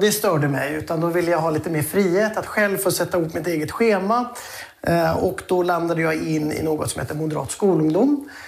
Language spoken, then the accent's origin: Swedish; Sweden; vi svenskar